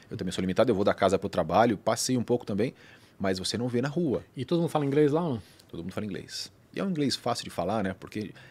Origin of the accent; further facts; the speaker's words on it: Bauru, São Paulo, Brazil; also born or lived in Cuiabá / Jundiaí / Abu Dhabi / Florianópolis; Eu sou de Bauru, né? Sou paulista também.